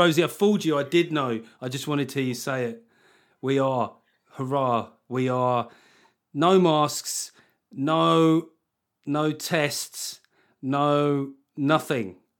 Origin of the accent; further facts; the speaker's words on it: United Kingdom; being British